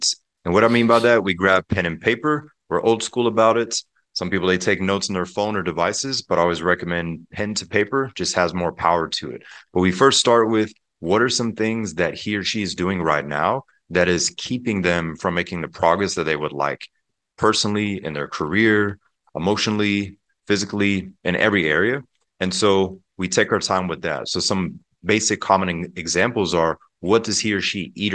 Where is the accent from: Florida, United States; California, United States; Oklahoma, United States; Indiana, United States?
Florida, United States; Pensacola; also born or lived in Germany; We actually moved to Pensacola, Florida, and the Panhandle. If people are familiar with the Blue Angel Air Show, that's my home state and home city. But growing up there